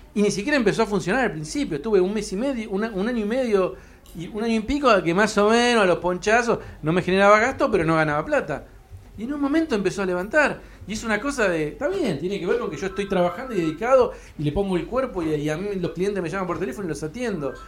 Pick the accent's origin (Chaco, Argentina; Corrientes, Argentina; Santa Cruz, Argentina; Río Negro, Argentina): Río Negro, Argentina; Cipolletti; now in Buenos Aires, Argentina; Yo soy un pibe que vengo de Chipoleti